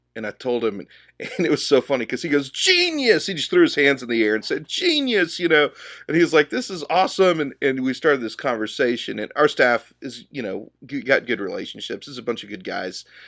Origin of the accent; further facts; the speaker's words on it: Dallas, Texas, United States; I grew up here in the Dallas area